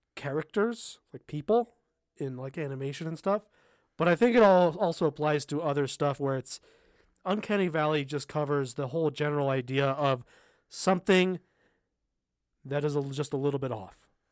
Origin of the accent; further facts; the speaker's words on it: Southern California, United States; I grew up in Southern California, kind of in a desert area, uh, east of Los Angeles